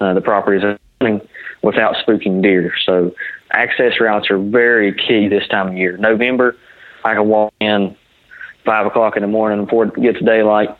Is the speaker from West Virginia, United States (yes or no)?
yes; West Virginia, United States; I'm actually from West Virginia, not from Ohio